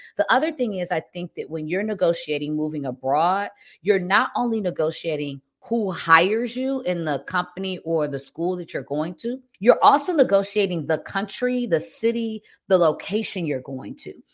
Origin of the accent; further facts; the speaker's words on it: Detroit, Michigan, United States; moved away as an adult; also born or lived in Germany; now in Cayman Islands; I'm from right outside of Detroit, and I actually lived abroad as a kid, so I have both Detroit experience and living in Germany experience